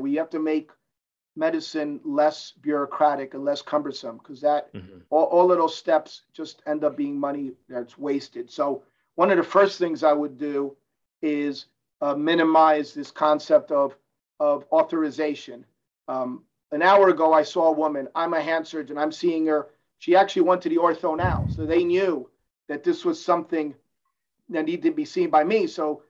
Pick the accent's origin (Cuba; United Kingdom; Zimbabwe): Cuba; I'm a capitalist. I came from Cuba. I'm a capitalist.